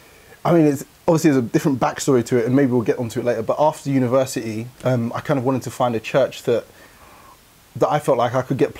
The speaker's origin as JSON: {"language": "English", "region": "London", "country": "United Kingdom", "tie": "born or raised there", "said": "I was born in 1991 in South London."}